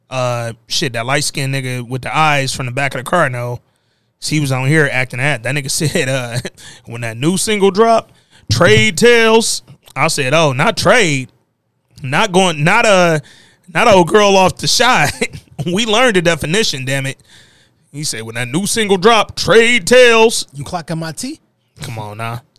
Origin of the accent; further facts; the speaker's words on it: New Orleans, Louisiana, United States; yeah, I'm country, yeah, I'm New Orleans, yeah, I'm I'm from the South, I'm a rep it.